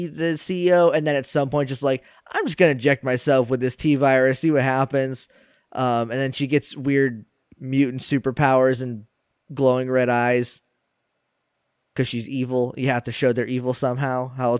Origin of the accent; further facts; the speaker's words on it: New Hampshire, United States; now in Texas, United States; I'm from New Hampshire. I live in Texas now.